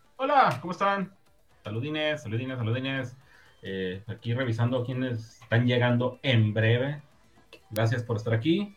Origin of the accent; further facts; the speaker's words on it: northern Mexico, Mexico; Somos mexicanos, hombre. Somos del norte.